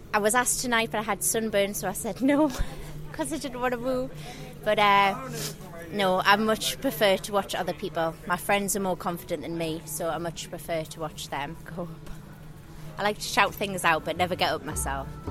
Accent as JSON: {"language": "English", "town": "The Hague", "region": "South Holland", "country": "Netherlands", "tie": "born or raised there", "said": "the Hague."}